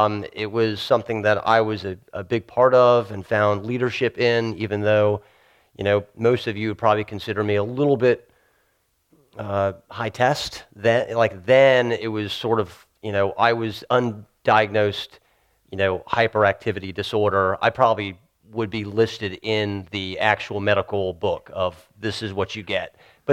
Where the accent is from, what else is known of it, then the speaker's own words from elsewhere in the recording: Virginia Beach, Virginia, United States; I grew up in Virginia Beach